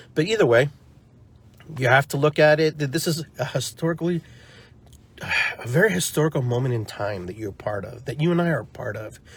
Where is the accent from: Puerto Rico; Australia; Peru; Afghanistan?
Peru; now in United States; I grew up poor, you know, and I grew up in in Peru, you know, for a part of my life, and then came here and had to acclimate